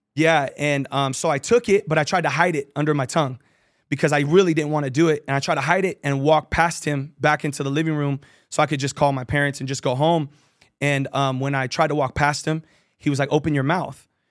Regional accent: San Jose, California, United States; I grew up in Victory Outreach San Jose, San Jose, California

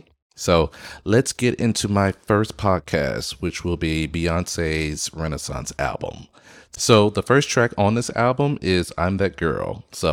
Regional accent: Florida, United States; I grew up in South Florida. So I grew up with, especially in high school, I grew up with … and … and so forth.

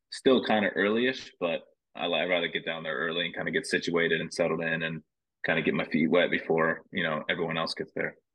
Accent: New Jersey, United States; I mean, just because I'm from New Jersey, I'm not the biggest guy.

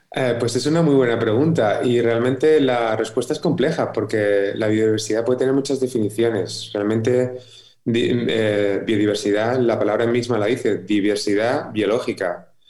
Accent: Madrid, Community of Madrid, Spain; yo nací en Madrid

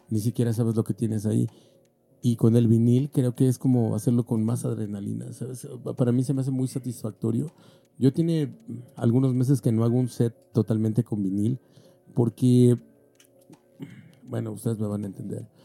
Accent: Mexico; Pero también creo que nosotros como tornamesistas mexicanos hemos ido en contra de lo que se nos dijo.

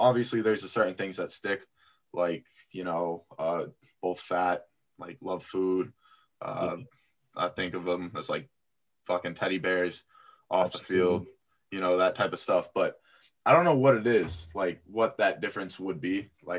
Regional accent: Boston, Massachusetts, United States; born there; also born or lived in Florida / Apex, North Carolina; I was born up here in Boston before going. I went to high school in Florida, but in between I lived in Apex, North Carolina for like 3 years, just outside of Raleigh.

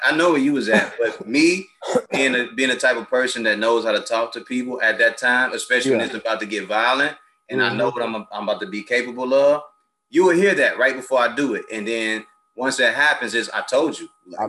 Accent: Chicago, Illinois, United States; growing up in Chicago

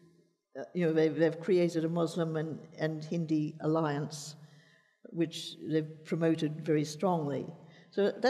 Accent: Australia; as a child, I thought of myself as basically Australian, and to some extent, that's how I still think of myself.

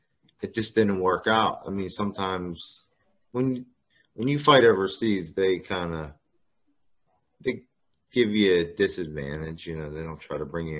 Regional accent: Butler, United States; here in my hometown

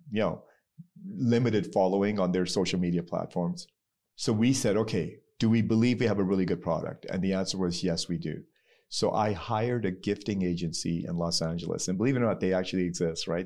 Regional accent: Pakistan; So I'm Pakistani

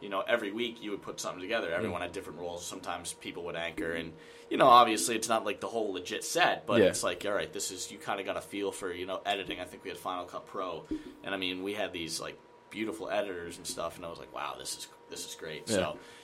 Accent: Sturbridge, Massachusetts, United States; also born or lived in Rockford, Illinois; I'm from Sturbridge, Massachusetts, South Central Mass in Worcester County, probably about an hour from here

